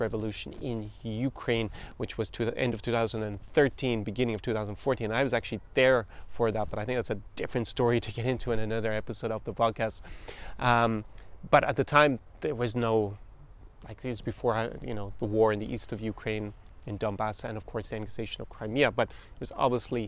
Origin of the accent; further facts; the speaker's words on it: Ireland; I'm really Irish